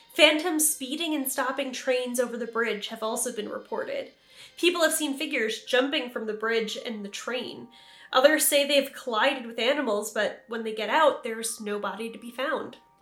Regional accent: New York, United States; my home state of New York

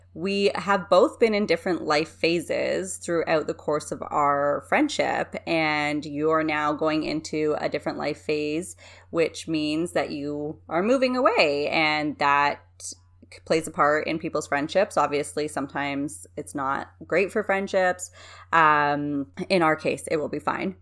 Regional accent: Canada; I'm a Canadian

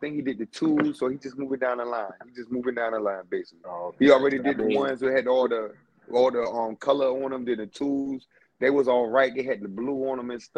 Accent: Virginia, United States; I'm from Virginia

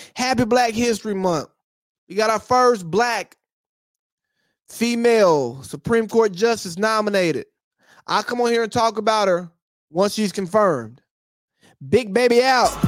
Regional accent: United States

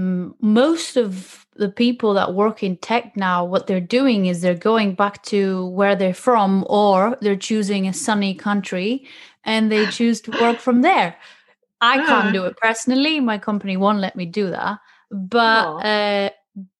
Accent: Greece; now in London, United Kingdom; I'm used to the weather and I'm from Greece

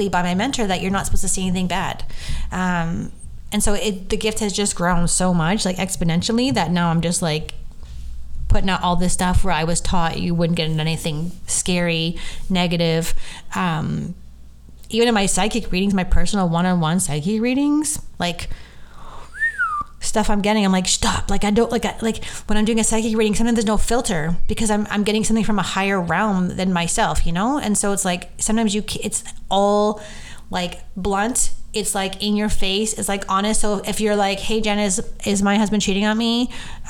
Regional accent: Canada; we're Canadian, obviously, and we speak English and French

